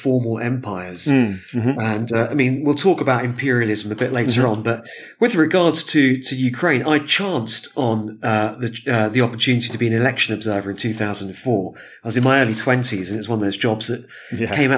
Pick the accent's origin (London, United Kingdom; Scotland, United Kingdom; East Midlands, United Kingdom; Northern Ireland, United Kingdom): London, United Kingdom; I was born in the 80s in London.